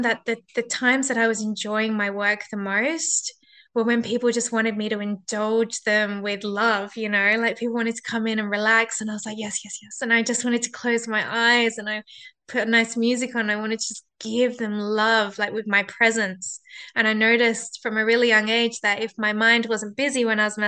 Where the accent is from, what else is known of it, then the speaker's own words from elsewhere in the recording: Perth, Western Australia, Australia; in my hometown, in my city of Perth